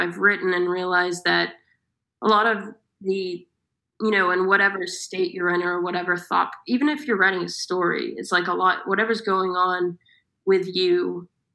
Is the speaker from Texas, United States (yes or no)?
yes; Austin, Texas, United States; now in London, United Kingdom; I'm from Austin, Texas